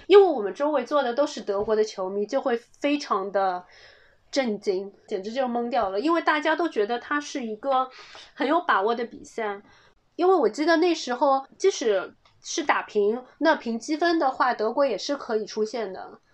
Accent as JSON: {"language": "Chinese", "country": "China", "said": "我们是中国来的"}